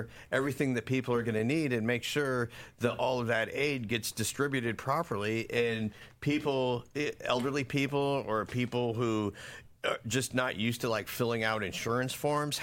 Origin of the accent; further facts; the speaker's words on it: Florida, United States; growing up in Florida, I remember hurricanes coming through